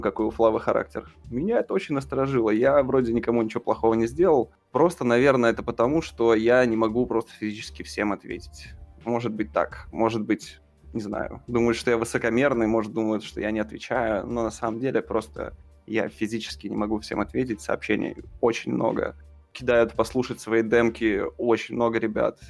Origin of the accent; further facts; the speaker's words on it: Russia; я, типа, артист из России